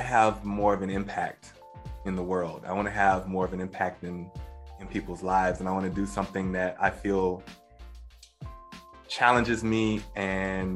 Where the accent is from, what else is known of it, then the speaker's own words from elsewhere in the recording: Baton Rouge, Louisiana, United States; moved away as an adult; also born or lived in New York City; I'm originally from Louisiana, Baton Rouge, Louisiana. So I'm a Southern boy